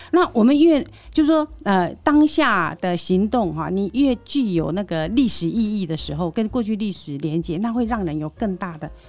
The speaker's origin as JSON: {"language": "Chinese", "country": "Taiwan", "said": "我们是台湾人"}